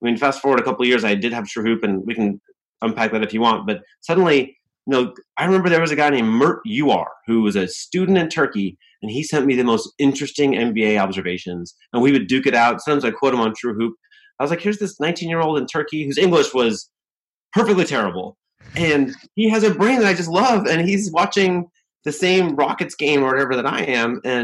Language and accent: English; Newberg, Oregon, United States; also born or lived in England; I was born in England, and my dad was a doctor, and there was a shortage of doctors in the US. So they recruited doctors from overseas with green cards. And so we were one of these families that in the mid 70s moved from England to a little town outside Portland, Oregon called Newburgh